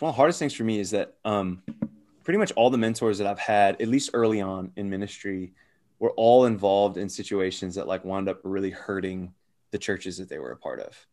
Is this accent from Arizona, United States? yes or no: yes; Arizona, United States; moved away; also born or lived in Phoenix / Gwinnett, Georgia; those of us that are from Arizona, including myself